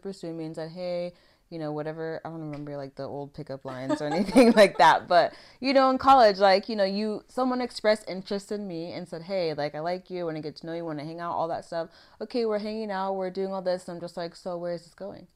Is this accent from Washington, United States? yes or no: yes; Vancouver, Washington, United States; I grew up in Vancouver, Washington